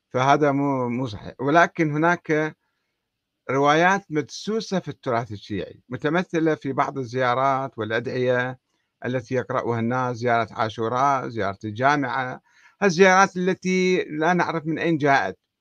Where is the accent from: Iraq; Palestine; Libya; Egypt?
Iraq; عندنا في العراق